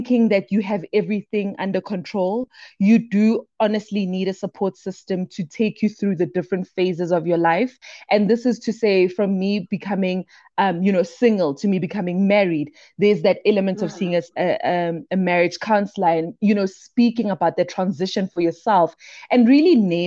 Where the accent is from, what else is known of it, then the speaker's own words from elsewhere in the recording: Brakpan, Gauteng, South Africa; also born or lived in Daveyton; I am from the East Rand, born and bred within South Africa, a little town in Brakpan. Then I grew up with my grandmother in the township called Daveyton